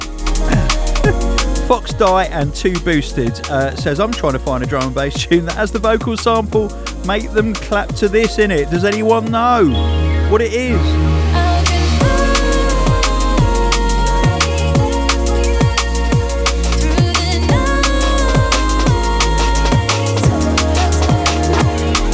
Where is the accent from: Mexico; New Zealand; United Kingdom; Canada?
United Kingdom